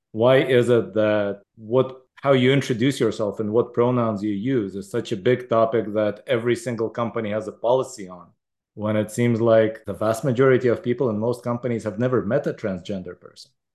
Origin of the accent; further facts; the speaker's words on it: Israel; moved away; I grew up in Israel, which has a lot of guns